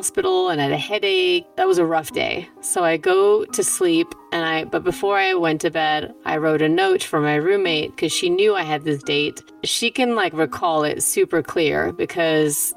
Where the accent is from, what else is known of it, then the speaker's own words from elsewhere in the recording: Germany; moved away; also born or lived in New York; I was born at home in Germany, in my childhood house.